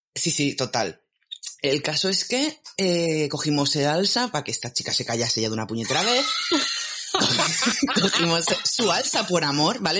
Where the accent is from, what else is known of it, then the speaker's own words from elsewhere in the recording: Alicante, Valencian Community, Spain; yo soy de Alicante